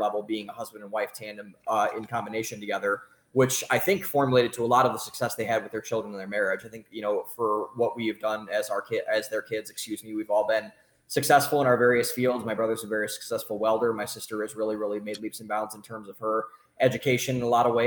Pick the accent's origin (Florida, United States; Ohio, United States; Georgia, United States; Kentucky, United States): Ohio, United States; Cleveland; moved away as an adult; also born or lived in Boston; now in Austin, United States; I am from Cleveland, Ohio, at a suburb, about 20 minutes, or I raised in a suburb, 20 minutes outside of Cleveland. Lived there for the formative, first 18 years of my life